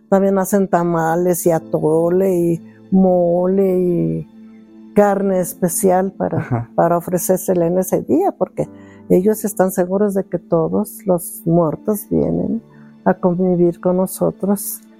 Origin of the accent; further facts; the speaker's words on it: State of Mexico, Mexico; Yo nací aquí en el Estado de México.